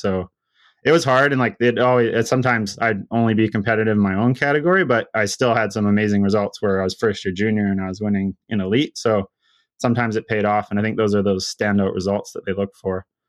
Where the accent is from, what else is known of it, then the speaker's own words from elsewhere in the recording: Sunshine Coast, outside of Vancouver, British Columbia, Canada; I grew up on like the Sunshine Coast. It's just kind of a little, it's a community outside of Seashell